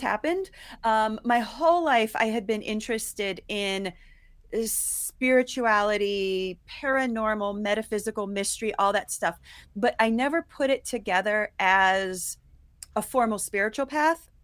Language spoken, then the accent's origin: English; Ohio, United States; also born or lived in New York; now in Colorado, United States; I grew up in Ohio, and then I moved to New York